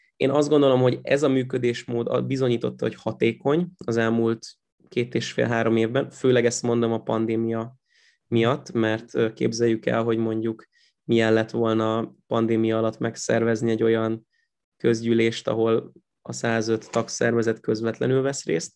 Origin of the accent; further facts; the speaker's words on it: Pécs, Baranya, Hungary; moved away as an adult; Én Pécset születtem, meg ott, ott is nőttem föl, meg a legutóbbi időkig ott is laktam